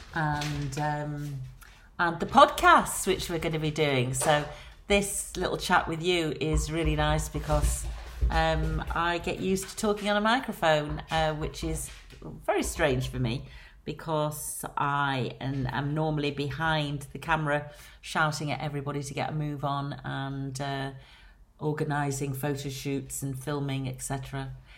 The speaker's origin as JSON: {"language": "English", "town": "Blackpool", "region": "North West England", "country": "United Kingdom", "tie": "born or raised there", "accent": "Lancashire", "moved": "as an adult", "lives_now": "London, United Kingdom", "said": "As you can hear from my accent, I am from Lancashire, born and bred on Blackpool Promenade."}